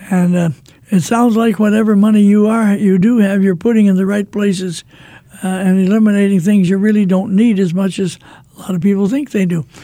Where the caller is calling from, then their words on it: Missouri, United States; I'm from Missouri. I'm just calling to say thank you for Lot radio.